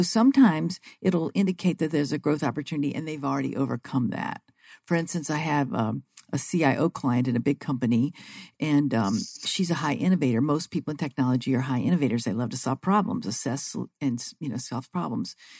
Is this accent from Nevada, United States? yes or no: no; Vicksburg, Mississippi, United States; now in Phoenix, United States; I grew up in Vicksburg, Mississippi, but I'm Phoenix based now